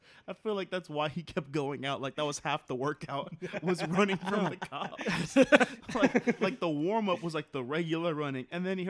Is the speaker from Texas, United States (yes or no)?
yes; Brownsville, Texas, United States; I grew up in the Valley just like Max. I grew up in Brownsville.